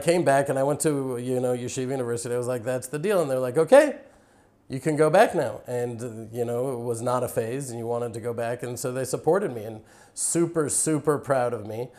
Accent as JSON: {"language": "English", "town": "Houston", "region": "Texas", "country": "United States", "tie": "born or raised there", "moved": "as an adult", "lives_now": "Israel", "said": "I was raised in Houston, Texas"}